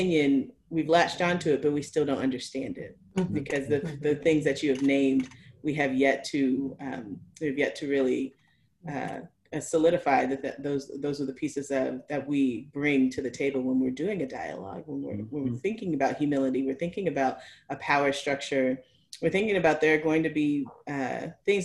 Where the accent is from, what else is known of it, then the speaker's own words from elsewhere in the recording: Oklahoma, United States; also born or lived in Massachusetts; now in Oregon, United States; My father's a Baptist minister, I grew up in Oklahoma